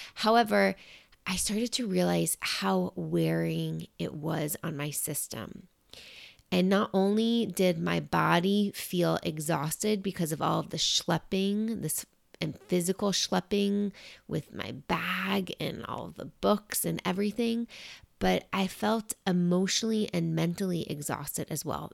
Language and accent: English; New York, United States; being a New Yorker and growing up in New York